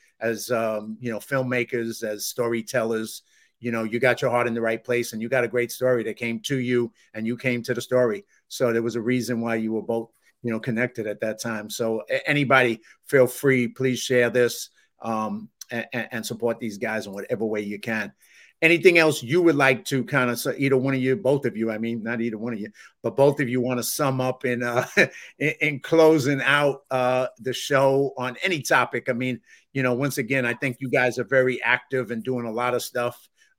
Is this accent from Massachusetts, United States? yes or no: yes; Massachusetts, United States; accent: Boston; I don't understand why they hear Boston in my accent. I'm like, you know, but I guess it's there, man. Maybe it's my Irish parents or something that's giving me that little Boston accent.